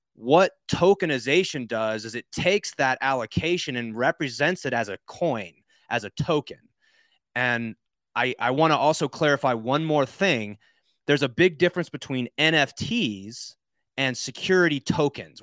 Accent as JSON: {"language": "English", "region": "Georgia", "country": "United States", "said": "I'm from Georgia"}